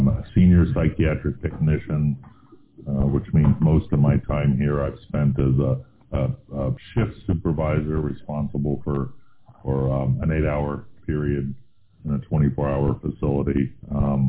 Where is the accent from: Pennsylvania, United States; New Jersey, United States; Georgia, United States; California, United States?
California, United States; Silicon Valley; I was born and raised in Silicon Valley